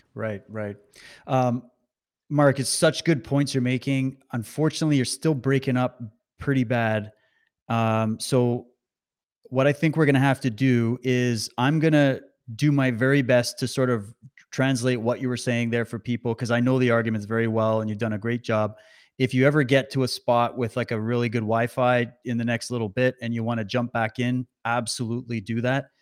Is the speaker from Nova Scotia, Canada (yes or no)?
no; Saskatchewan, Canada; I was raised in Saskatchewan, so I know it well